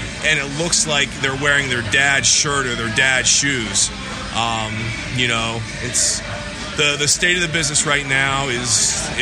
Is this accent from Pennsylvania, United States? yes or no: yes; Pittsburgh, Pennsylvania, United States; I grew up in Pittsburgh, Pennsylvania